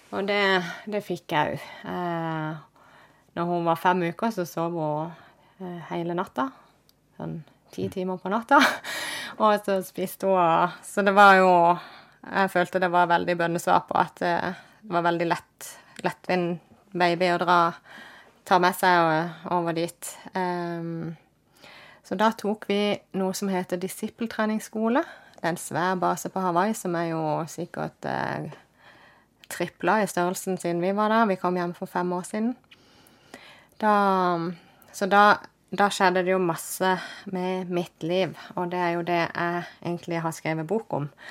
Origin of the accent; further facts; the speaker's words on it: Kristiansand, Agder, Norway; jeg ble født og oppvokst i Kristiansand, midt i byen.